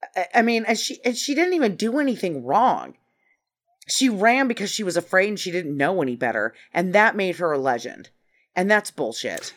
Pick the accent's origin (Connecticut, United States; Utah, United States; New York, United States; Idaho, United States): Idaho, United States; I'm from Idaho